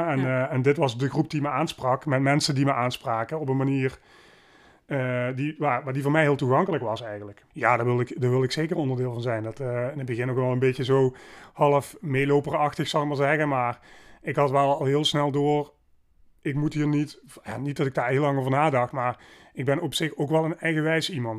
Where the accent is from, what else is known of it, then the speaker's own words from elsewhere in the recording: Maastricht, Limburg, Netherlands; In Maastricht. Ehm, ben hier geboren en getogen